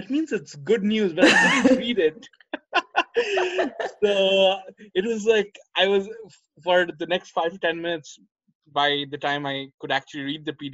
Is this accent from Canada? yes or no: no; Kolkata, West Bengal, India; moved away as an adult; my hometown in Calcutta